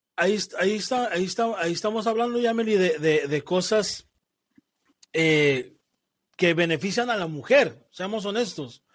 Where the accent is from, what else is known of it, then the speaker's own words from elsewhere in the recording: Mexico; yo te hablo como mexicano. Y en mi cultura, como mexicano